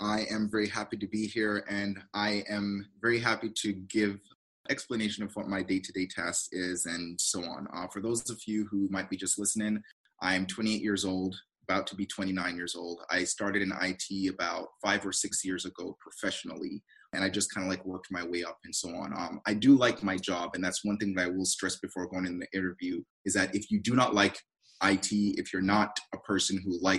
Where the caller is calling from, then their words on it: Herndon, Virginia, United States; So I'm calling from the beautiful state of Virginia.